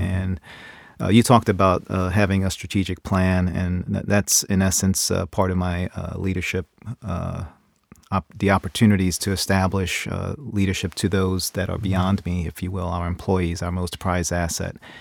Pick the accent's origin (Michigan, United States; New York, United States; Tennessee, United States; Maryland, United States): New York, United States; New York City; moved away as an adult; now in Ohio, United States; growing up in New York City, uh, in the Bronx